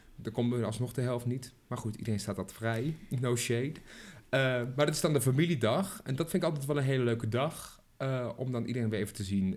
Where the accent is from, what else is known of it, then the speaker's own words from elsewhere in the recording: Arnhem, Gelderland, Netherlands; accent: Arnhems; ik ben een echte Arnhemmer